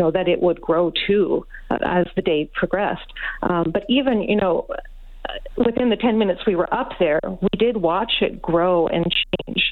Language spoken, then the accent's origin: English; Osoyoos, British Columbia, Canada; now in Victoria, Canada; I was born and raised in Osoyoos, even though I live in Victoria now